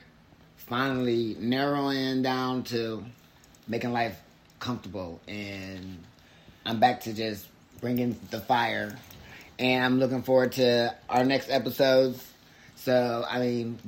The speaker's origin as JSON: {"language": "English", "town": "Twinsburg", "region": "Ohio", "country": "United States", "tie": "born or raised there", "said": "my hometown of Twinsburg, Ohio"}